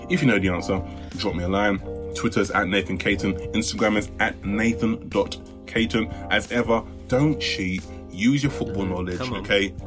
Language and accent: English; United Kingdom; Listen, I like my status as a British